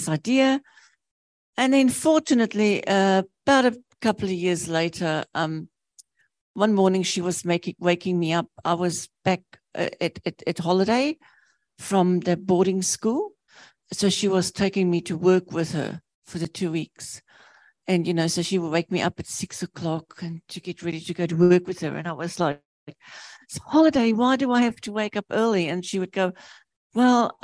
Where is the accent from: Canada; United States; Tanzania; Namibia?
Namibia; now in New Zealand; I was born in Namibia, which used to be Southwest Africa.